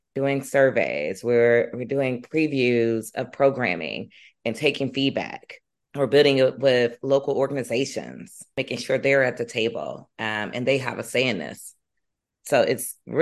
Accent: Chicago, Illinois, United States; I grew up in South Shore.

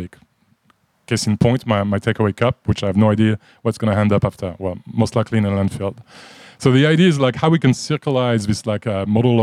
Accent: France; moved away as an adult; also born or lived in Japan / Middle East / United States; now in Australia; If you picked up on an accent, I'm from France. I've been living in Australia for about 19 years now

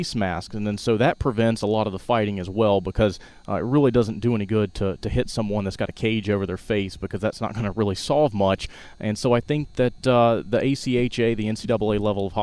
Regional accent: Shelby, North Carolina, United States; moved away as an adult; now in Tuscaloosa, United States; From Shelby, North Carolina, which is about 40 miles west of Charlotte.

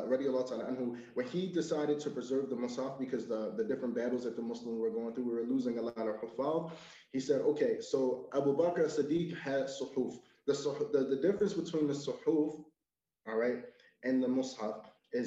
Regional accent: United States; as an American

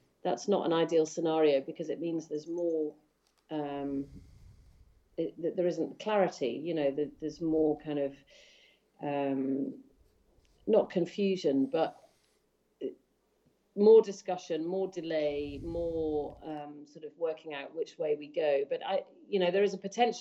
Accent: Scotland, United Kingdom; moved away as an adult; I grew up in Scotland. We went there when I was four, and I lived there until I was 18.

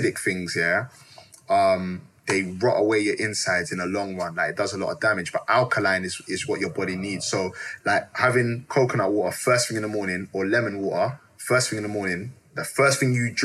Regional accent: Jamaica; growing up in Jamaica, when they make CMOS, they put like condensed milk in it.

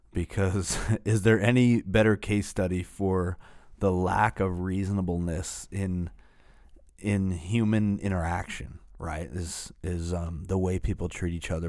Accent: Northeast, United States; we're from the Northeast

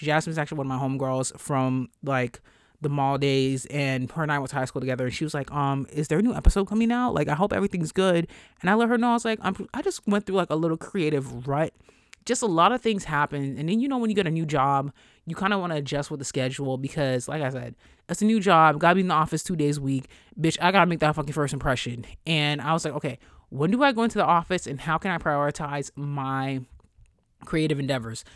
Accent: New York, United States; I'm from New York

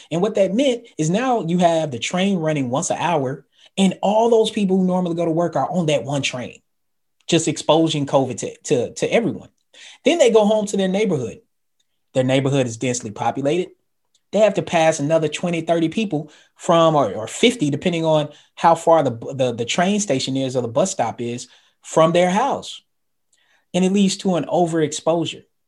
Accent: the South, United States; I'm from the South

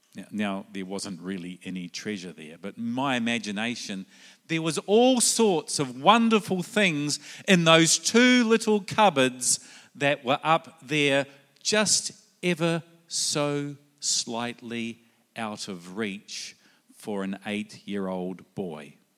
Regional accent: New Zealand; also born or lived in Sydney, Australia / South Australia, Australia; now in Brisbane, Australia; originally I come from New Zealand. That might be in the accent

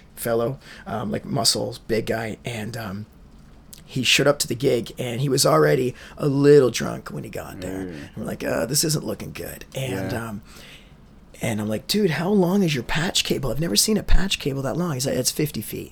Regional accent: Peterborough, Ontario, Canada; I'm English-Irish from Peterborough.

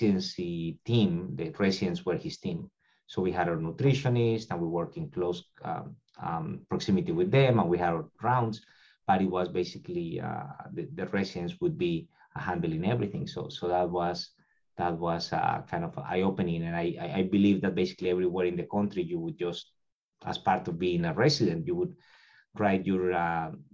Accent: Colombia; moved away as an adult; now in Tampa, United States; I'm originally from Colombia

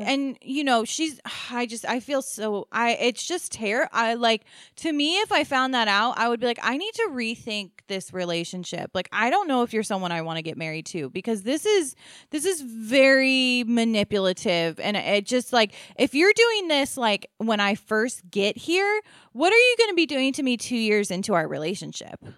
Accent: Maryland, United States; we are from Maryland

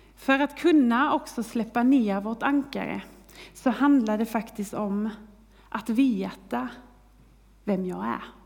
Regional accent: Kristianstad, Skåne, Sweden; moved away; Jag är uppväxt i Skåne, i Kristianstad

